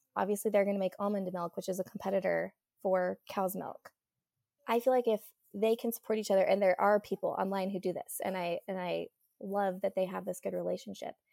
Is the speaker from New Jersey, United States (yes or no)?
no; Utah, United States; I grew up in Utah and obviously went to school in Utah, Utah State University